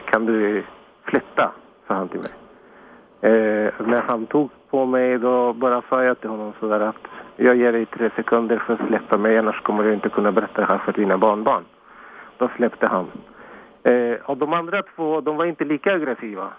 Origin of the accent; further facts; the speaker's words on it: Chile; now in Sweden; jag kommer från Chile